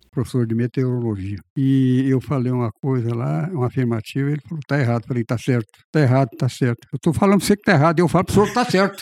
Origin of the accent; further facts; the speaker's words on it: Rio Verde, Goiás, Brazil; moved away; also born or lived in Piracicaba; eu realmente eu sou de Goiás. Eu sou de Rio Verde, Goiás. Então o apelido é devido a essa minha origem.